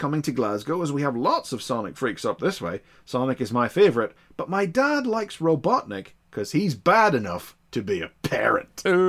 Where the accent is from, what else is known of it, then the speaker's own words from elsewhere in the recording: Ireland; I'm Irish